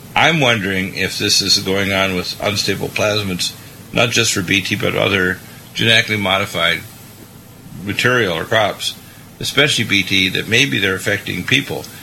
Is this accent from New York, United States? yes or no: no; Vista, California, United States; my hometown, Vista